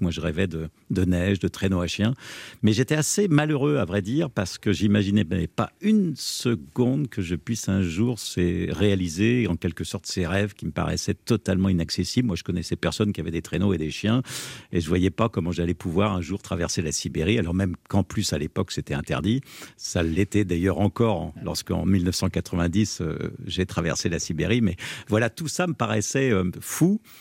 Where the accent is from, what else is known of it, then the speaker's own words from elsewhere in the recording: Sologne, Centre-Val de Loire, France; chez moi en Sologne, dans la ferme de mon grand-père